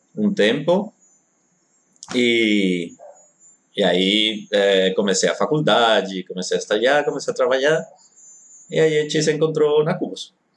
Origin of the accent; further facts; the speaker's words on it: Spain; Portuguese is a second language; now in Brazil; eu sou espanhol